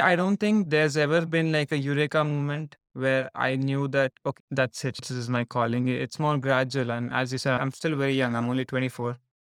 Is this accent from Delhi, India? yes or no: no; Hyderabad, Telangana, India; moved away as an adult; also born or lived in Nottingham, United Kingdom; I was born and raised in India, the southern part of India, from a city called Hyderabad